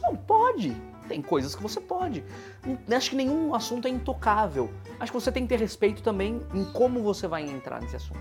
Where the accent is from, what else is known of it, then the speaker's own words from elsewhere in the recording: Atibaia, São Paulo, Brazil; now in São Paulo, Brazil; eu nasci em Atibaia e eu estudei teatro lá, e é uma cidade interior